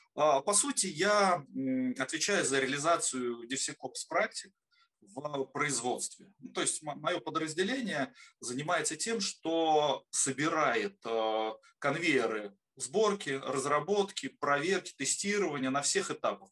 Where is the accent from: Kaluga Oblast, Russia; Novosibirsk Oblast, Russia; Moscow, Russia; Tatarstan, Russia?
Kaluga Oblast, Russia; Obninsk; Родился в городе Обнинске, а, в славном Лукограде.